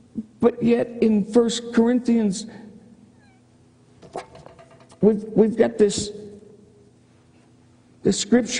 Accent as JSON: {"language": "English", "region": "Michigan", "country": "United States", "tie": "born or raised there", "said": "growing up in Michigan"}